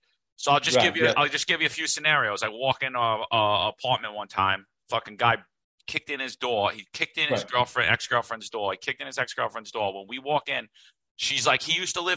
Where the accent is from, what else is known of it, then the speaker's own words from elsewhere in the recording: New York City, New York, United States; I grew up in Brooklyn, Staten Island.